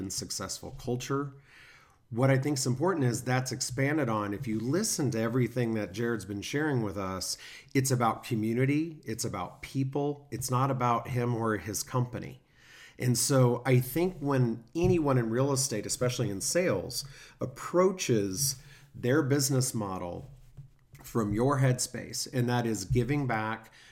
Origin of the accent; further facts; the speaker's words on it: Kansas City, United States; moved away; I'm from Kansas City, so very similar area, very similar community